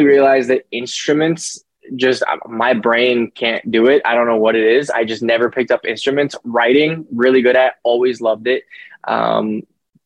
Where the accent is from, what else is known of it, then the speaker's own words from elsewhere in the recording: Winnipeg, Manitoba, Canada; also born or lived in Calgary, Alberta, Canada; I moved out to a place called Winnipeg when I was about 5 years old, and I was raised there as well. Stayed there basically my whole life